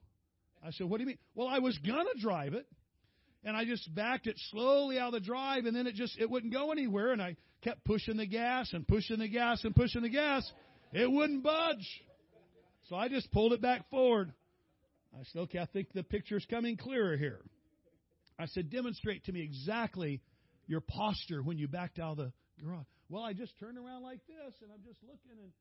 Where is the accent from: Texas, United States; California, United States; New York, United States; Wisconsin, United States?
California, United States; San Diego; I'm from San Diego